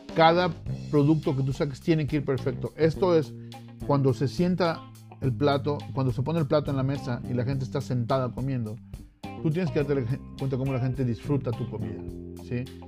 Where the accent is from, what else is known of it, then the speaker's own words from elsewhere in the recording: Mexico; moved away; siendo mexicano